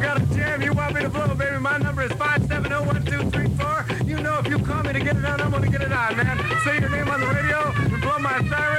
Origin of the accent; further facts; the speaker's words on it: Los Angeles, California, United States; My hometown is Los Angeles, and I was on the air up there for a couple of years.